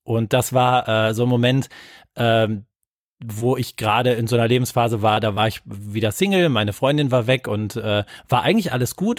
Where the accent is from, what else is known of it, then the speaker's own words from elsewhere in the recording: Wuppertal, North Rhine-Westphalia, Germany; meine Heimatstadt ist Wuppertal